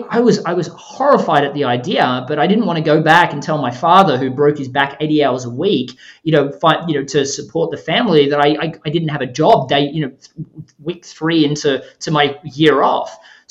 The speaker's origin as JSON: {"language": "English", "country": "Australia", "said": "you said that I was from Australia earlier. I mean, Australia closes down at Christmas time. I mean, it's summer and Christmas at the same time in Australia in December. And because of that, we close on the 20th of December"}